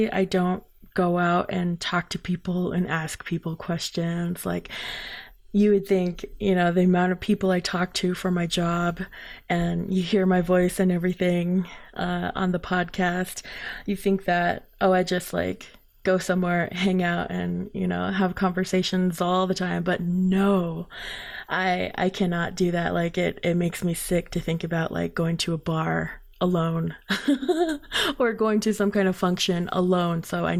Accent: Crownpoint, New Mexico, United States; Just like myself, I grew up in Crown Point where there wasn't a lot, and I knew I just wanted to bring other people's passion to light

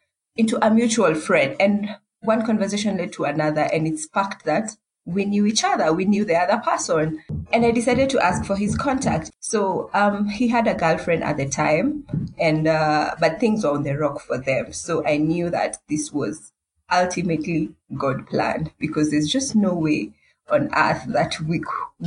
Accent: Nairobi, Kenya; I'm from Nairobi, Kenya

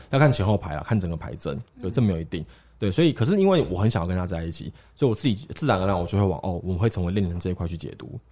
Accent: Taiwan; 我们从台湾来的

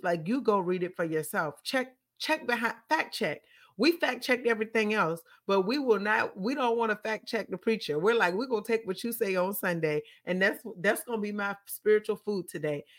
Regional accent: Petersburg, United States; the church in Petersburg where I grew up

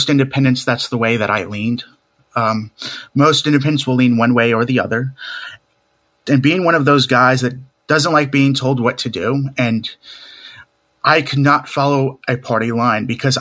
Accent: Raleigh, North Carolina, United States; born or raised there; also born or lived in Seattle, Washington

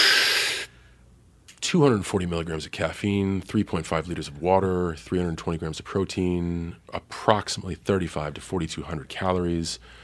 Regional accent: Boston, Massachusetts, United States; growing up in Boston

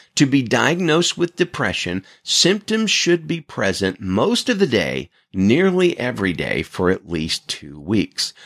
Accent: Alabama, United States; now in Salinas, United States; I'm originally from Alabama

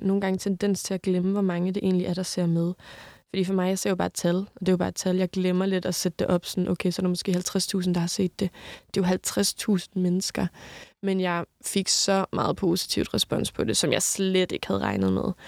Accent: Southern Jutland, Southern Denmark, Denmark; moved away; hver gang jeg er hjemme, kører jeg op forbi hans hus, fordi det var mit barndomshjem

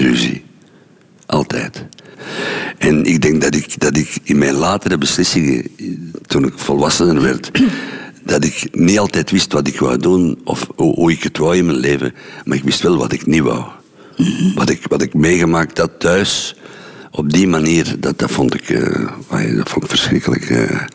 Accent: Mechelen, Flanders, Belgium; moved away as an adult; ben ik ook gevlucht uit Mechelen

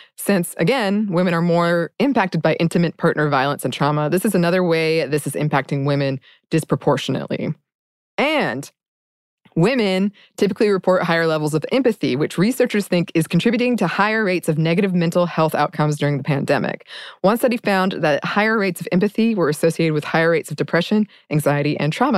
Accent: United States; as an American

